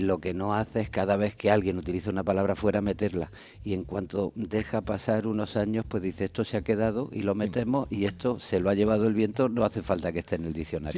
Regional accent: Andalusia, Spain; Santiago y yo somos andaluces

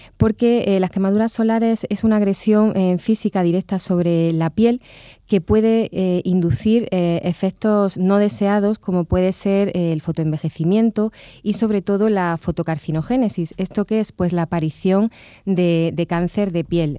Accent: La Carolina, Andalusia, Spain; soy de La Carolina y allí también ejerzo la dermatología

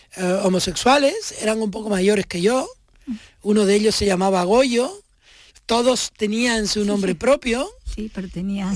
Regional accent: Tenerife, Canary Islands, Spain; moved away; Tenerife, porque ese es mi pueblo, y ese que yo describo es mi barrio

